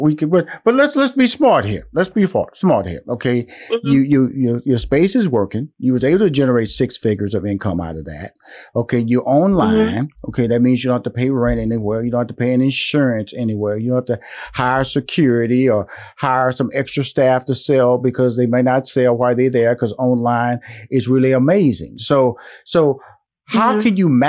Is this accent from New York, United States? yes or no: no; Houston, Texas, United States; I'm from Houston, Texas.